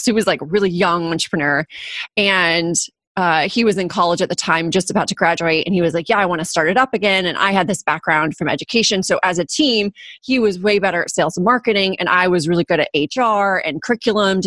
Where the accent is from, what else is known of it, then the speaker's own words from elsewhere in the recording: Orange County, California, United States; also born or lived in Los Angeles, United States / Germany; now in San Diego, United States; I grew up in Orange County, live in San Diego now